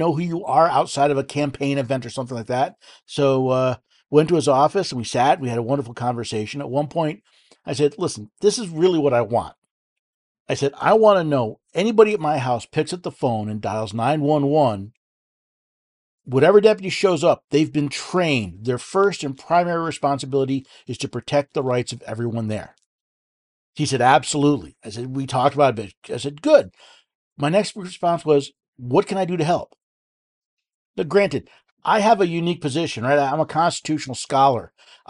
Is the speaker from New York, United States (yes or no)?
yes; upstate New York, United States; moved away as an adult; now in Middle Tennessee, United States; I moved from the Empire. I lived in upstate New York most of my life. Actually, I was born in the city, moved there, got fed up with the Empire, ended up in Middle Tennessee, outside of Nashville.